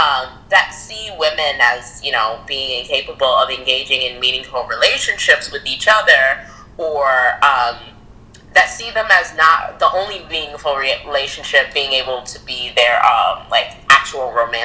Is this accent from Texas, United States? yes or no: no; Rochester, New York, United States; moved away as an adult; also born or lived in Stanford; now in Chicago, United States; I am also from Rochester, New York, which a lot of your fan base must know that you're from Rochester. And yeah, we grew up together since we were in what, second grade?